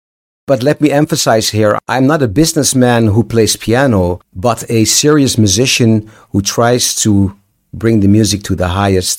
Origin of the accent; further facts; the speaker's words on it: Amsterdam, North Holland, Netherlands; I'm from Amsterdam.